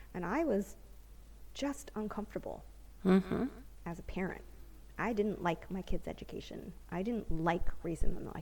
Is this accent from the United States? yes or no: yes; United States; first language English; moved away as an adult; now in Israel; I'm American.